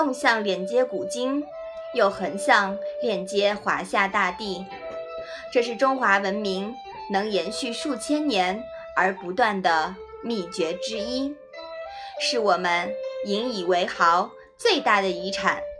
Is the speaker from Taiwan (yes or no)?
no; China; 作为中国人